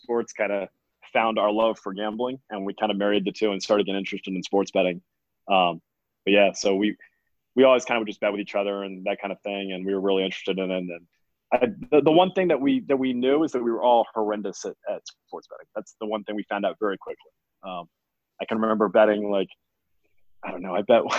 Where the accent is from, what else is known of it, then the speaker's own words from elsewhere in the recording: Fort Lauderdale, Florida, United States; I grew up in Fort Lauderdale, Florida